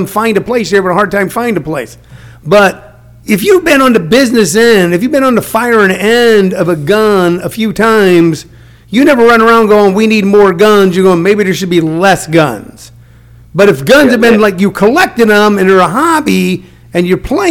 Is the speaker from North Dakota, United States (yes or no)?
no; House Springs, Missouri, United States; I grew up in a country town. I grew up in House Spring, Missouri.